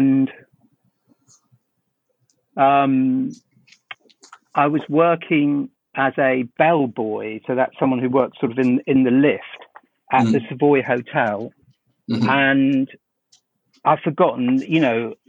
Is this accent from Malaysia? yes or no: no; London, United Kingdom; I grew up in South London